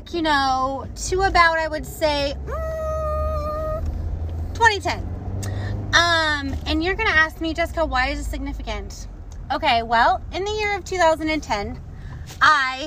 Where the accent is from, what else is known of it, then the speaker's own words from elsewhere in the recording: Indiana, United States; moved away; I'm originally from Indiana